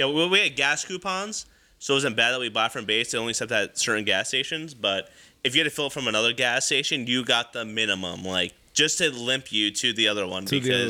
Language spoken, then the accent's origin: English; United States; So for us, like, being American, I mean, we live there.